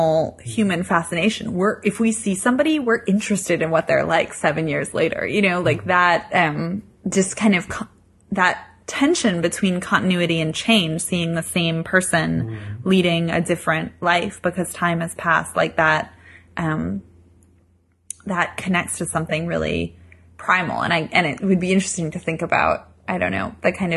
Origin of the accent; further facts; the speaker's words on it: United States; I'm an American tourist